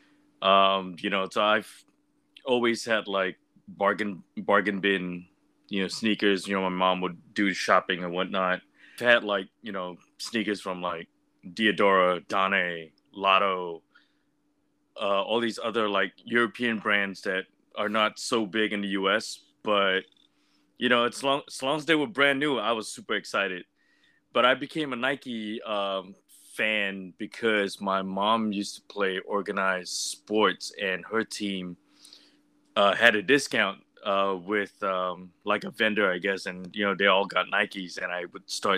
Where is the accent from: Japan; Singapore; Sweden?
Singapore; moved away; Grew up in Singapore.